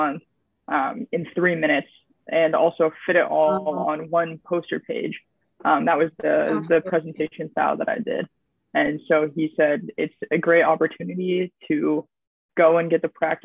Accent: California, United States; moved away as an adult; now in Kingston, Canada; I am a student from California. I was born and raised there

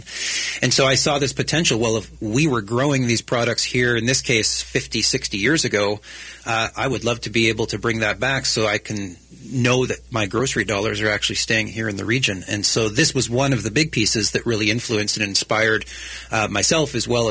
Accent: Canada; now in British Columbia, Canada; I'm a Canadian

